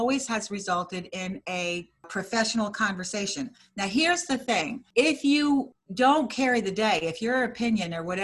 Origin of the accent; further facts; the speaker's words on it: New Jersey, United States; moved away as an adult; also born or lived in Vermont; We are from New Jersey